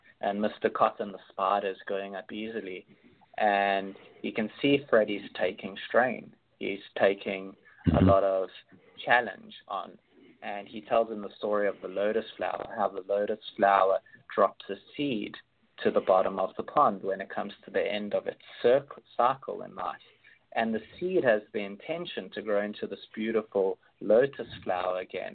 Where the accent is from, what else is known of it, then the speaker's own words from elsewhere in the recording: Johannesburg, Gauteng, South Africa; also born or lived in Cape Town; I grew up in Johannesburg, and then I was living in Cape Town more recently.